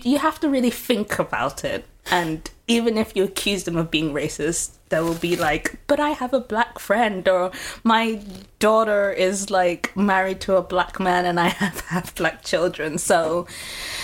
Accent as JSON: {"language": "English", "country": "United Kingdom", "tie": "born or raised there", "moved": "as an adult", "lives_now": "Groningen, Netherlands", "said": "I'm living in Groningen, but I originally come from the UK"}